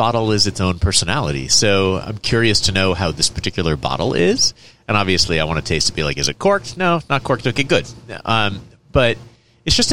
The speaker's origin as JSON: {"language": "English", "region": "Vermont", "country": "United States", "tie": "born or raised there", "moved": "as an adult", "lives_now": "Paso Robles, United States", "said": "My dad was an importer starting in New York and then in Vermont where I grew up."}